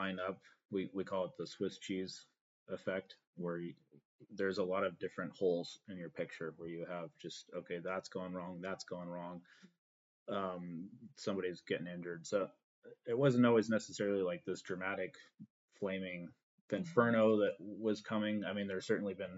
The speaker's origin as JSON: {"language": "English", "region": "Northern California", "country": "United States", "tie": "born or raised there", "said": "I come from Northern California, which is a very fire prone area"}